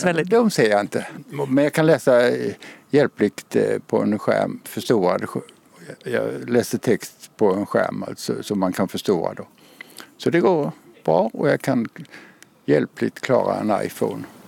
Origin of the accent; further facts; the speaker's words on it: Kalmar, Kalmar County, Sweden; accent: Småland; moved away as an adult; now in Lund, Sweden; Jag är från eh, Kalmar-trakten. Den dialekten går inte ur.